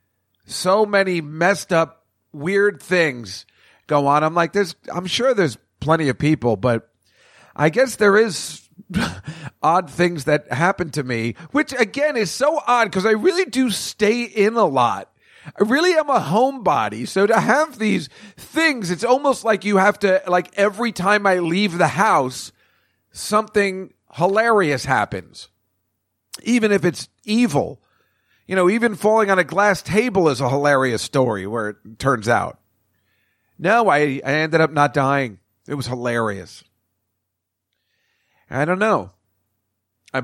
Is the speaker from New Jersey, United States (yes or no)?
yes; Edison, New Jersey, United States; now in New York City, United States; from this old place from where I grew up in Edison, New Jersey.